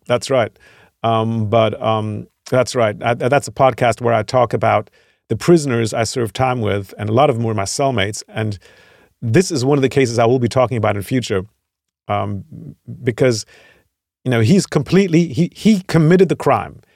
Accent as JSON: {"language": "English", "region": "Virginia", "country": "United States", "moved": "as an adult", "lives_now": "Germany", "said": "I'm from Virginia. I spent thirty years there"}